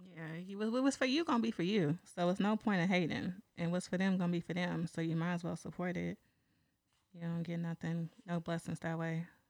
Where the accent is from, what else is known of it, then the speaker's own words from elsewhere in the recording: San Pablo, California, United States; I'm from San Pablo